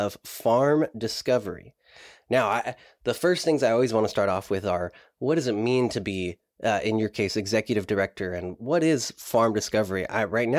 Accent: Watsonville, California, United States; I'm from Watsonville. I'm in Watsonville right now.

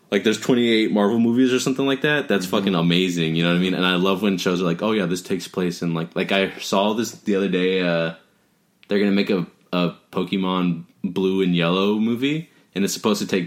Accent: Covina, California, United States; we're from Covino. It's not like we have, we're not, like, in L.A.

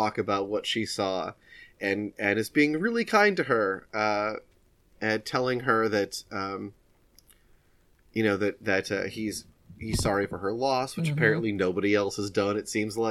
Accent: United States; Despite being American

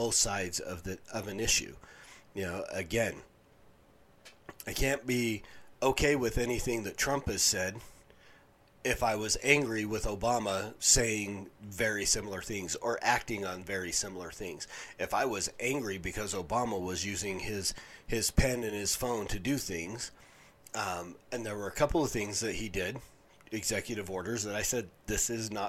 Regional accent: Pueblo, Colorado, United States; I grew up in Pueblo, Colorado, with people around me all the time speaking Spanish.

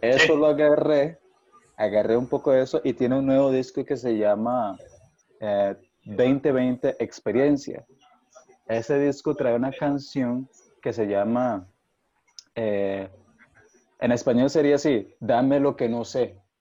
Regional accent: Costa Rica; como ser tico, realmente eh, afrocaribeño

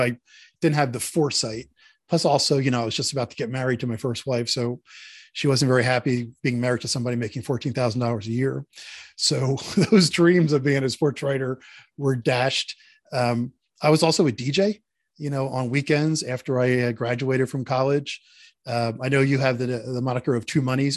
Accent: Philadelphia, Pennsylvania, United States; moved away as an adult; also born or lived in California / Houston / Detroit; I was born and raised in Philadelphia

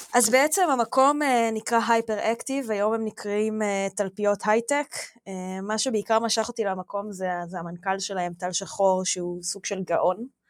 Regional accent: Omer, Southern District, Israel; אני גדלתי בעומר, בדרום

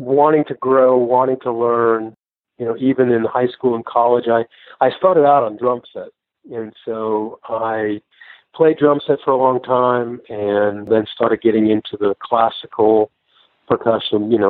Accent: Vermont, United States; also born or lived in Chicago, Illinois / the Carolinas / Tulsa, Oklahoma; now in Nashville, United States; I was raised in Vermont

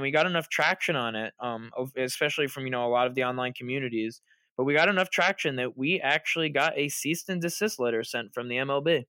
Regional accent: Long Island, New York, United States; I'm from Long Island

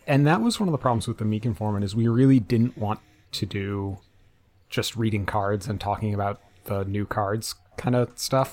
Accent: New England, United States; I'm from New England

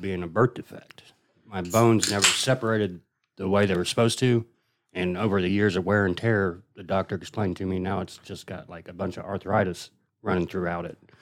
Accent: Indiana, United States; growing up in Indiana

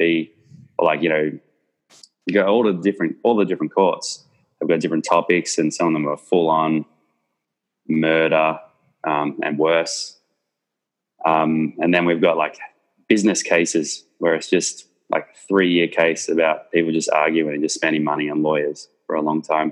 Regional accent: Melbourne, Victoria, Australia; I grew up in Research in Melbourne, which is essentially Eltham

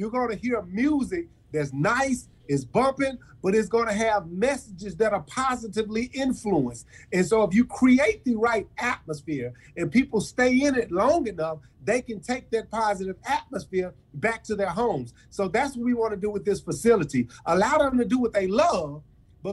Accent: Memphis, Tennessee, United States; I grew up in South Memphis in the Bell's Apartments

